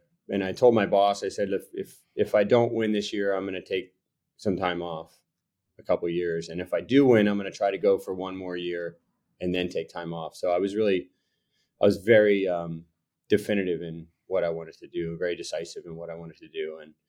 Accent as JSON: {"language": "English", "region": "Florida", "country": "United States", "said": "cause I'm from Florida."}